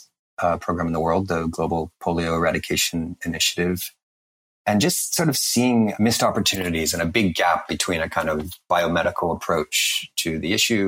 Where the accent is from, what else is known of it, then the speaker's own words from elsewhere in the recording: Canada; I'm Canadian